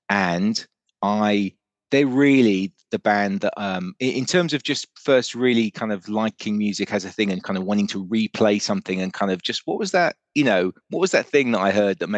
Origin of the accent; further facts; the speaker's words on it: Germany; moved to um, Germany, so we grew up. I grew up really in Germany.